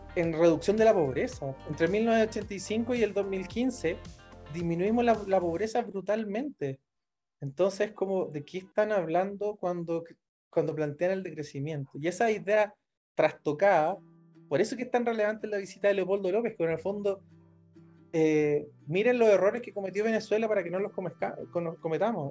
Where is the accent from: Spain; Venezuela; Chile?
Chile; Rancagua, O'Higgins; mi ciudad natal, en Rancagua